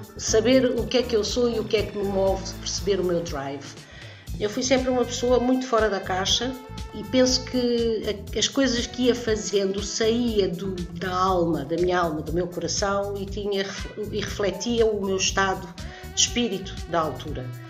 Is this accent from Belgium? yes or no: no; Portugal; also born or lived in Brazil; eu nasci no Brasil, vim para cá com 6, 7 anos.